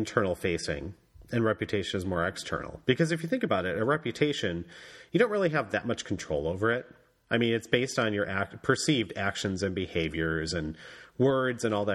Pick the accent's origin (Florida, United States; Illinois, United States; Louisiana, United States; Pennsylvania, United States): Illinois, United States; Chicago; I'm from Chicago and how I'm relatively nice. I'm not Minnesota nice, but I'm from the Midwest, and we're relatively nice people here